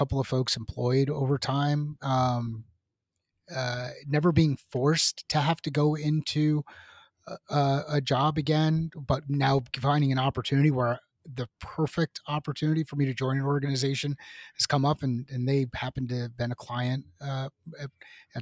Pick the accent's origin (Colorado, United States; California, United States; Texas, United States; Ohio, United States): California, United States; Southern; moved away as an adult; also born or lived in New York / Seattle; now in Arizona, United States; I am originally from New York, went to high school in Southern California